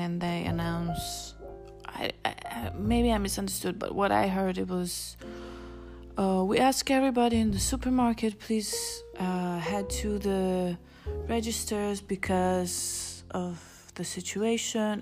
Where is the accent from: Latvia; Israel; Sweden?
Israel; moved away; I grew up in Israel